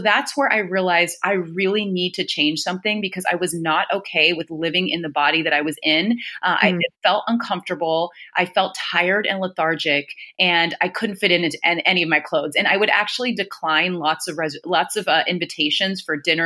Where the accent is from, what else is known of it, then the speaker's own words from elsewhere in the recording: California, United States; moved away as an adult; now in New York, United States; I'm originally from California, and I moved to New York to go to business school